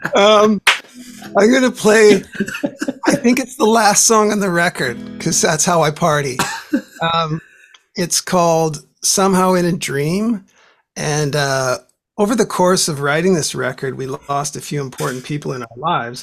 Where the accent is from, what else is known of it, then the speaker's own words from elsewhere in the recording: Vancouver, British Columbia, Canada; here in Vancouver